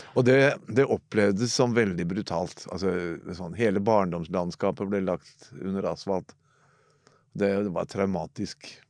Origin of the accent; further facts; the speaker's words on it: Oslo, Norway; jeg er født i Oslo, på Golia. Altså mellom to drabantbyer, mellom Oppsal og Tveita